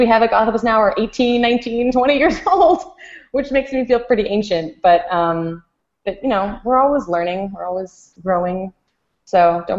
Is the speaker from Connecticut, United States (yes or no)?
yes; Connecticut, United States; my home state of Connecticut. So for a nutmegger, for someone from Connecticut